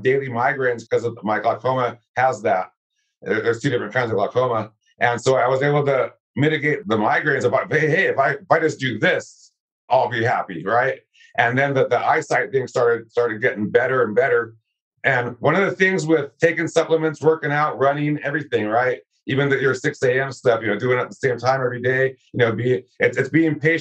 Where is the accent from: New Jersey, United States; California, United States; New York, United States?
California, United States; born or raised there